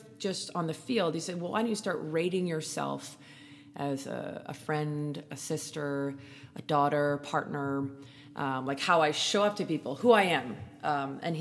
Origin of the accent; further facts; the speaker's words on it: Canada; I'm Canadian